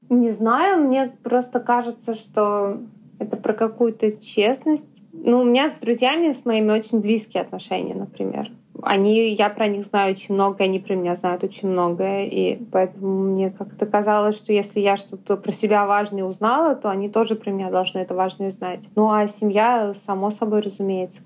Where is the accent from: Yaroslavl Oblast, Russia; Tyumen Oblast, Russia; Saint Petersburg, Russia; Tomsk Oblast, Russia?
Yaroslavl Oblast, Russia; Yaroslavl; first language Russian; now in Moscow, Russia; Я из Ярославля